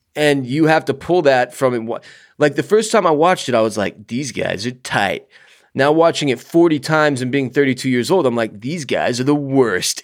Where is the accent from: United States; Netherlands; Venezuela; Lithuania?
United States; as an American